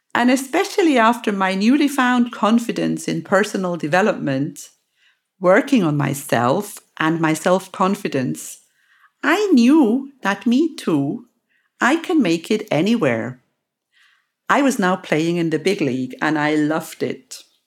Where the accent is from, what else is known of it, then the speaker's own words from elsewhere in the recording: Lucerne, Switzerland; in my home country, in my actual hometown, Lucerne